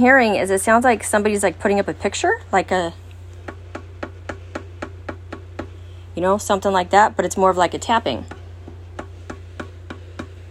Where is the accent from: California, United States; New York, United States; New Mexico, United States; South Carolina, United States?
California, United States; now in Wisconsin, United States; I'm originally from California and earthquakes and all that. Even though I'm in Wisconsin